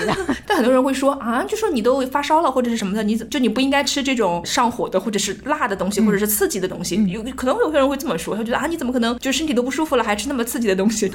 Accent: Zhejiang, China; 作为一个浙江人，我们家就吃特别辣

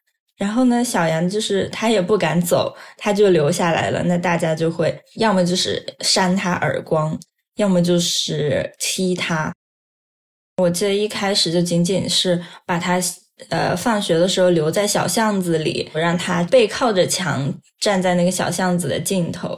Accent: a small county town in Yunnan, China; moved away as an adult; now in United Kingdom; 二十六岁，我现在是英国社会学博士在读。我出生在一个云南的小县城

